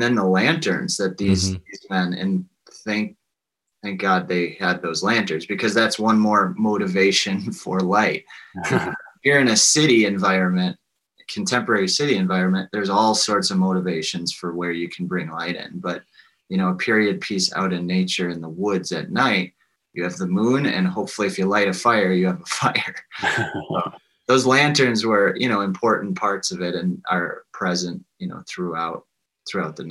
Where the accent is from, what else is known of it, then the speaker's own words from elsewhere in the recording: Spring Green, Wisconsin, United States; growing up in Spring Green